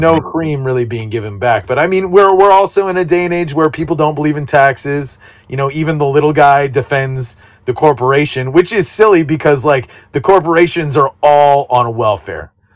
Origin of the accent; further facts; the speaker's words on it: California, United States; growing up in California, like I got used to super commuting